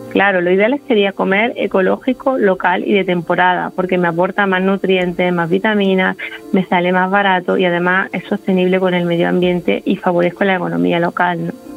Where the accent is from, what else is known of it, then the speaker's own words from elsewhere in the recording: Andalusia, Spain; yo soy andaluza